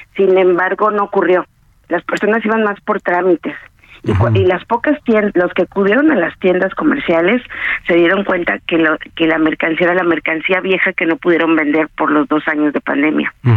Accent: Mexico; como mexicanos

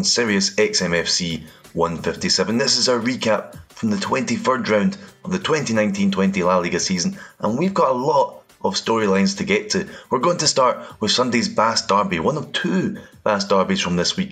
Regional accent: Scotland, United Kingdom; accent: Scottish; As you'll know from my accent, I am Scottish

